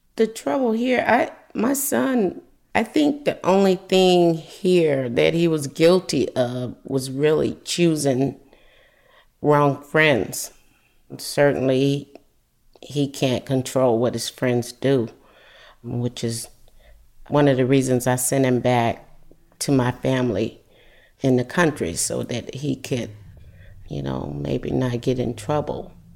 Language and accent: English; Adel, Georgia, United States; born or raised there; moved away as an adult; now in California, United States